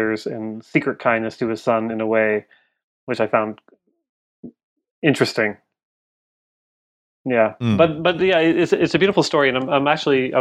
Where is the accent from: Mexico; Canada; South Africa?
Canada; I'm Canadian